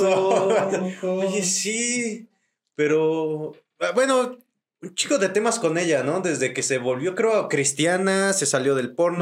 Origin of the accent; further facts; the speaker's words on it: Tlaxcala, Mexico; yo soy de allá, soy de Tlaxcala